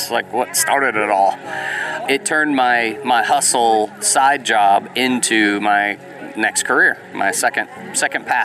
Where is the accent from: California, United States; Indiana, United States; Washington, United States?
California, United States; San Diego; now in Cartersville, United States; I am a transplant from San Diego, California